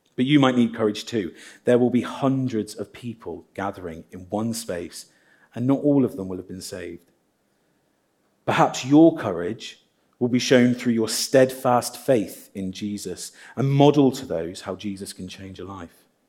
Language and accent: English; Midlands, United Kingdom; now in Guernsey; I'm from the Midlands